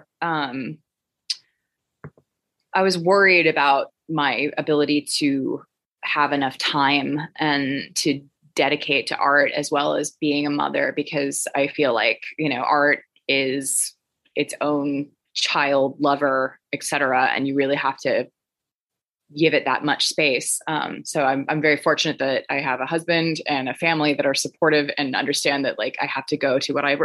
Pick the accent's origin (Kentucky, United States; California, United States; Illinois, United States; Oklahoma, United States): Oklahoma, United States; Tulsa; I am in Tulsa, Oklahoma, which is my hometown